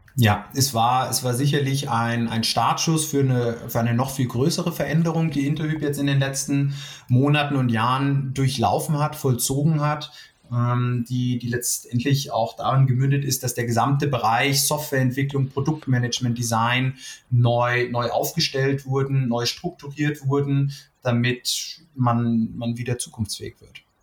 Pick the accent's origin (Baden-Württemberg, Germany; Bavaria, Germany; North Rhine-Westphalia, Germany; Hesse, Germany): Hesse, Germany; the Frankfurt area; moved away as an adult; now in Munich, Germany; Ich komme sogar eigentlich aus der Gegend, aber bin mittlerweile doch in München auch sehr heimisch geworden